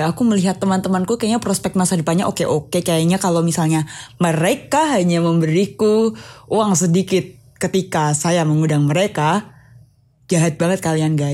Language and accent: Indonesian; Semarang, Central Java, Indonesia; Aku ngomongin Jawa Tengah ya karena aku dari Semarang.